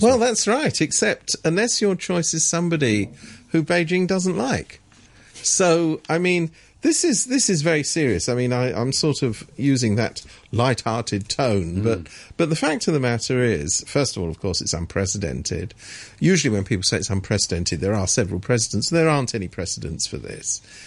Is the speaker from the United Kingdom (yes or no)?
yes; England, United Kingdom; I'm I'm from England